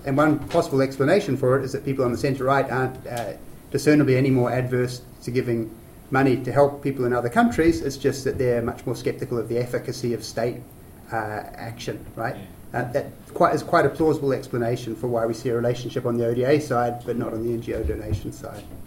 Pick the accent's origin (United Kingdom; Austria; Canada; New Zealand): New Zealand; I'm a New Zealander